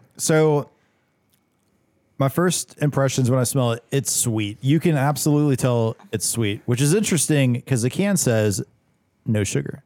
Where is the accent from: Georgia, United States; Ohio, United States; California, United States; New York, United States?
Georgia, United States; I'm from Georgia. I grew up on, you know, drinking a Coca-Cola Classic every now and then.